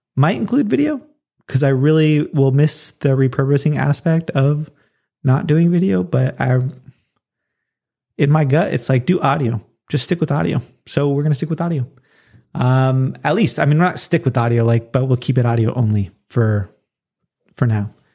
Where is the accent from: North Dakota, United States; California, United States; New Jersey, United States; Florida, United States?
California, United States; Southern; moved away; also born or lived in Colorado; move back to my hometown, which is not Los Angeles area, um, but Southern California